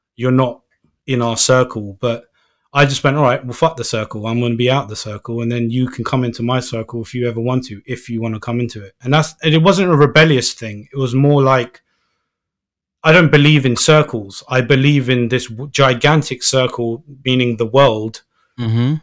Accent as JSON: {"language": "English", "region": "London", "country": "United Kingdom", "said": "I'm from London"}